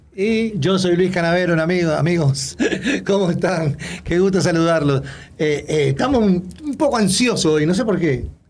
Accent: Uruguay

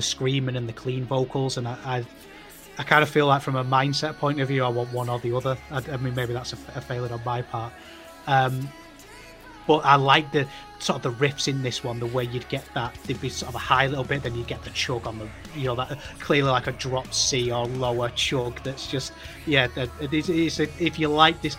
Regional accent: United Kingdom; as a British wrestling fan

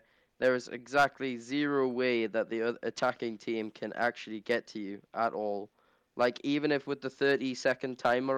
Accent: England, United Kingdom; I'm from the King's England.

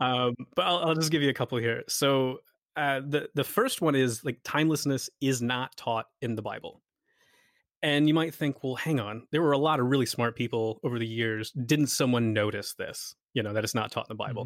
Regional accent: United States; moved away as an adult; now in Scotland, United Kingdom; I'm from America, but I work in Scotland

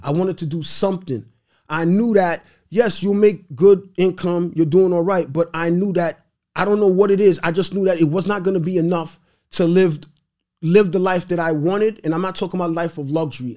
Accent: New York City, New York, United States; first language Haitian Creole; English is a second language; also born or lived in Brooklyn, New York / Haiti; now in Long Island, United States; born in Brooklyn, raised in Queens, live in Long Island.

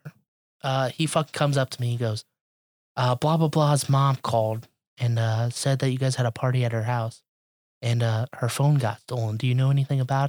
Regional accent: Chicago, Illinois, United States; I was born in Chicago

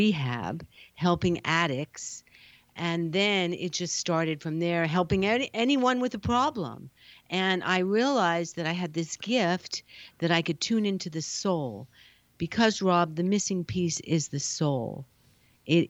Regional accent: New York, United States; now in California, United States; I'm a New Yorker

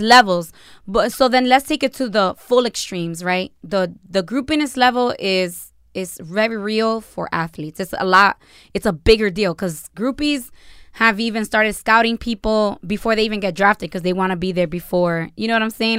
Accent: United States; I am American, I was born here, which is a shock to a lot of people

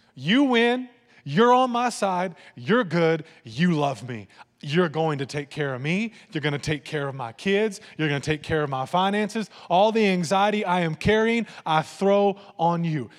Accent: Lampasas, Texas, United States; I grew up in Land Passes

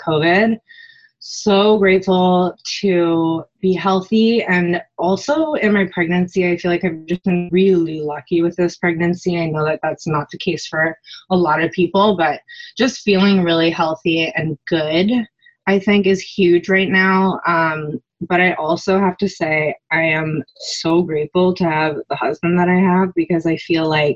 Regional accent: just outside of Vancouver, British Columbia, Canada; we grew up just outside of Vancouver, and everything we did was as a family.

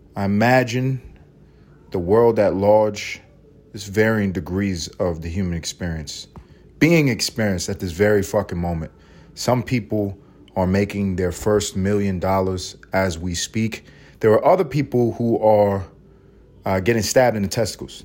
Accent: New York City, New York, United States; I grew up in New York City

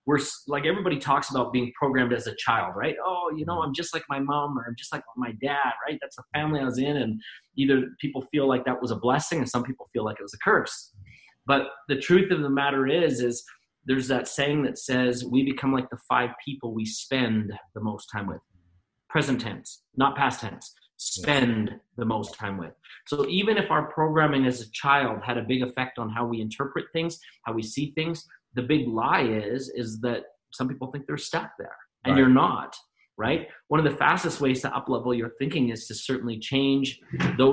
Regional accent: Canada; we're both Canadian

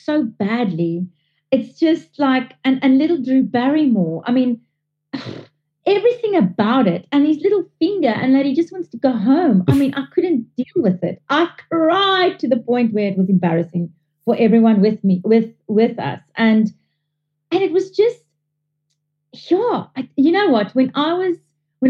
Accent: South Africa; I'm South African born, but my father is fully Italian

